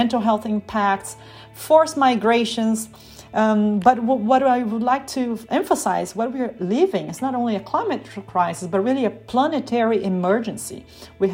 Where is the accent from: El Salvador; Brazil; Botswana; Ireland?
Brazil; now in Berlin, Germany; I'm speaking from Germany, even though I'm from Brazil